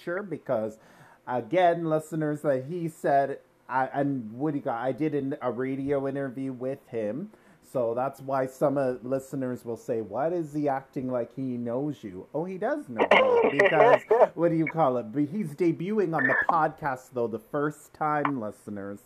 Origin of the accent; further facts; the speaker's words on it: Durham Region, Ontario, Canada; I grew up in Durham region too